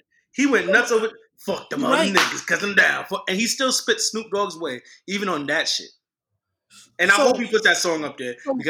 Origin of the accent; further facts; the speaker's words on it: New York, United States; I'm from New York